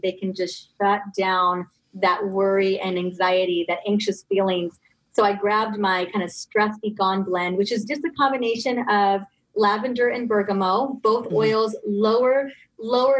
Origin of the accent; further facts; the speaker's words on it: Ventura, California, United States; I grew up in Ventura, California, and there are lemon and orange groves everywhere